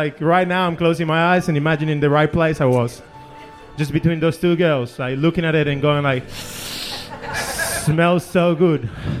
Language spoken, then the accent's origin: English; Peru; It's just I'm from Peru, so we like to drink.